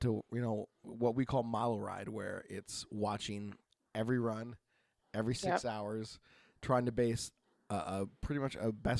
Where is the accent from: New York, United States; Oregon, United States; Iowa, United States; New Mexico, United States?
Oregon, United States; from Oregon.